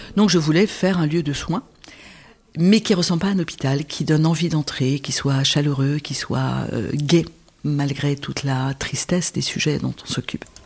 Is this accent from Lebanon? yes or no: yes; Lebanon; je suis née au Liban en 1959.